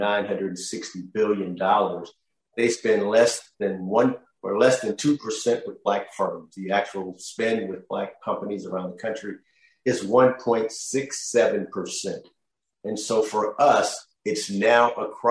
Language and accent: English; Oakland, California, United States; I grew up in Oakland.